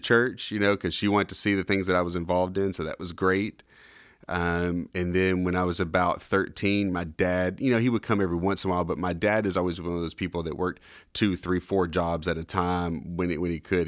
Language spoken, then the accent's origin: English; Kentucky, United States; also born or lived in Tennessee; now in Charlotte, United States; growing up in Kentucky